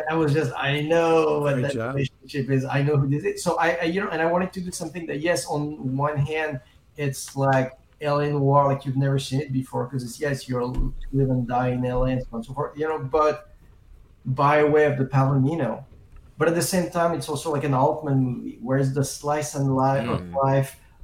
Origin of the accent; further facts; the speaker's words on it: France; also born or lived in England; now in Los Angeles, United States; I grew up in France. Then I moved to England for a little while. And then I've been in L.A. for 30 years